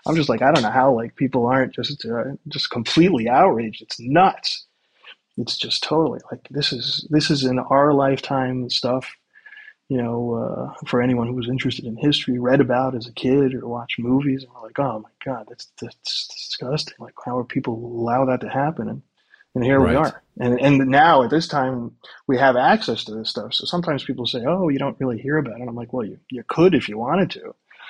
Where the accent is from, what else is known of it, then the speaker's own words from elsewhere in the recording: United States; now in Ukraine; as an American